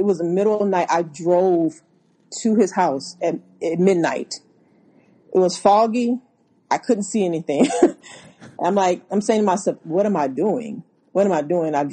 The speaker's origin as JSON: {"language": "English", "region": "Louisiana", "country": "United States", "also_born_or_lived": "Houston", "moved": "yes", "said": "I'm from Louisiana"}